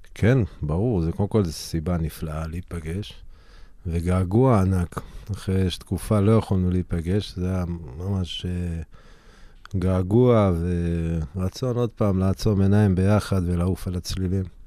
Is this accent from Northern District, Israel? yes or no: yes; Harrarit, Northern District, Israel; אני מגיע מהררית, מהגליל